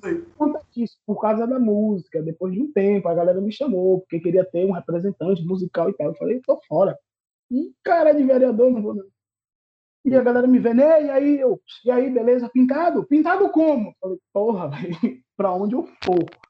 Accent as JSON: {"language": "Portuguese", "town": "Salvador", "region": "Bahia", "country": "Brazil", "tie": "born or raised there", "also_born_or_lived": "Irará, Bahia", "lives_now": "Feira de Santana, Brazil", "said": "eu sou de Salvador, vivi em Salvador até os meus 11 anos e me mudei para o interior da Bahia, uma cidade chamada Irará"}